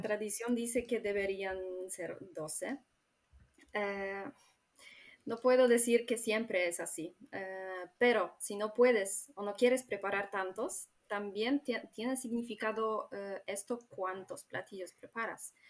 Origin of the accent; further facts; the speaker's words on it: Warmian-Masurian Voivodeship, Poland; Spanish is a second language; noreste de Polonia, de Masuria.